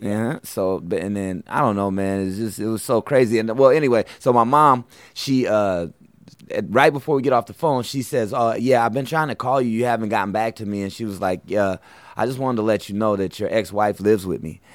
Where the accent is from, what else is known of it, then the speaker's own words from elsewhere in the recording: Portland, Oregon, United States; moved away as an adult; now in New York, United States; I'm Portland, Oregon